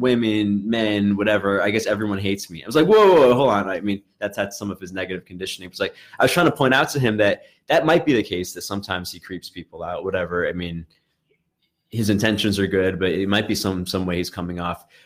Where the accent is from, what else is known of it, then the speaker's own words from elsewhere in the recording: New York City, New York, United States; I grew up in in Brooklyn